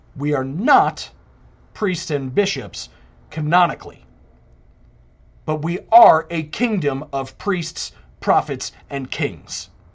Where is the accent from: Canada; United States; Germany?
United States; New York City, New York; I'm a native New Yorker. I was born in the Empire State. I was born in the Empire City.